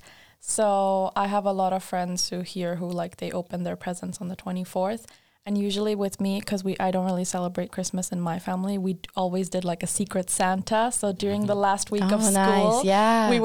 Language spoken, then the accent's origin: English; Sweden; I grew up in Sweden